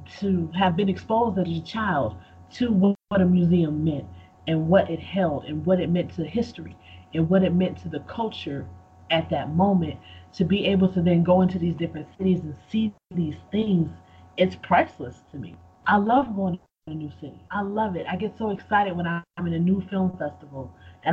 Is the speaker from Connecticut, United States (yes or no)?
no; Buffalo, New York, United States; I grew up in Buffalo, New York, and Buffalo is on the border of Canada.